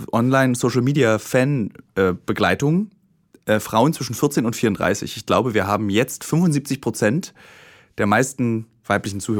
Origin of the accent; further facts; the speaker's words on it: Bremen, Germany; Ich komme aus Bremen